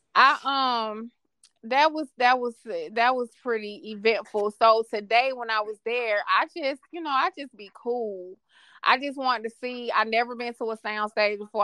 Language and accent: English; Atlanta, Georgia, United States; I'm from Atlanta. I worked in the clubs.